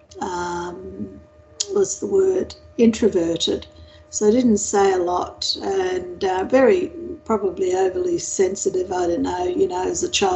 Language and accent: English; Winton, Queensland, Australia; I was born in a small country town west of Townsville, near Mount Isa, actually, or south of Mount Isa, called Winton